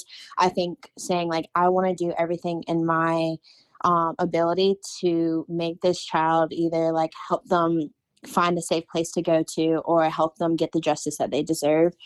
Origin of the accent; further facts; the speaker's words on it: Winston-Salem, North Carolina, United States; I'm from Winston-Salem